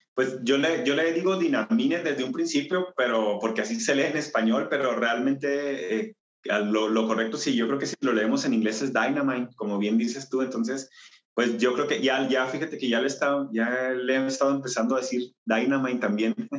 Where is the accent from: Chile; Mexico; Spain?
Mexico; Chihuahua; soy mexicano, nací en el estado de Chihuahua, en la ciudad de Chihuahua